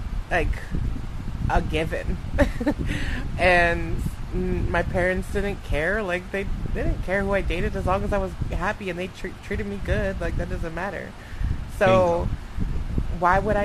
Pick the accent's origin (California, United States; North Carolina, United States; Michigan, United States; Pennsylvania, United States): California, United States; East Bay, Northern; I grew up in the East Bay in Northern California, and the schools I went to wasn't majority white